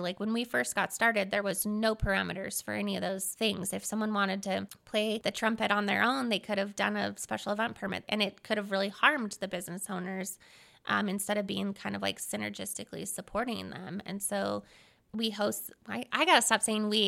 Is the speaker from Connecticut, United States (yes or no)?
no; Seattle, Washington, United States; moved away as an adult; now in Ogden, United States; I'm originally from Seattle, Washington.